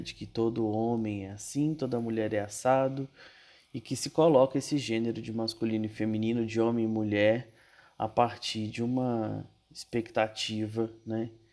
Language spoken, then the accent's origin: Portuguese; Brasília, Federal District, Brazil; moved away as an adult; now in São Paulo, Brazil; Sou de Brasília e moro em São Paulo já há quatro anos.